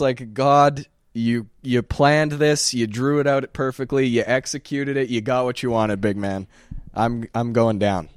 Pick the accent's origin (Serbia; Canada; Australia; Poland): Canada; Sherwood Park, Alberta; We're from Sherwood Park